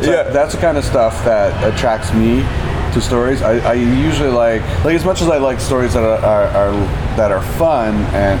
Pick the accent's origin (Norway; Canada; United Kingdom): Canada; Oshawa, Ontario; also born or lived in Toronto / Kelowna; now in Vancouver, Canada; I was born in Toronto, but I grew up in Oshawa.